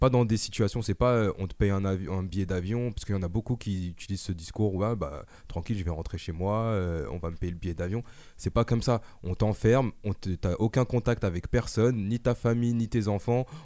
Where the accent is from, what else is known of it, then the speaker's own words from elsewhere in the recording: France; moi, je suis français